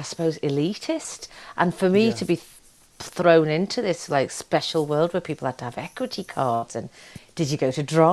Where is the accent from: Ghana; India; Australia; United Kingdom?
United Kingdom; Liverpool, North West England; I'm so proud to say I'm from Liverpool